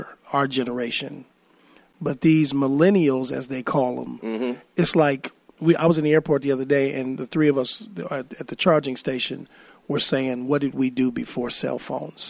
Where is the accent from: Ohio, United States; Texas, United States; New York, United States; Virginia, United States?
Ohio, United States; East Cleveland; I'm from East Cleveland